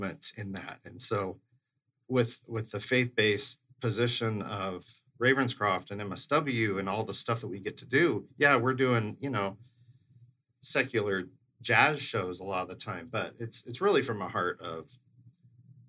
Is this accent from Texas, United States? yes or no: no; Eugene, Oregon, United States; moved away; also born or lived in Denver / Indiana; I grew up in Eugene, Oregon